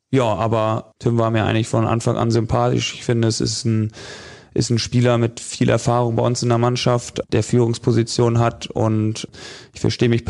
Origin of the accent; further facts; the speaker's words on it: Northern Germany, Germany; Ich komme ja aus Norddeutschland, da wächst man mit dem Angeln irgendwie so ein bisschen auf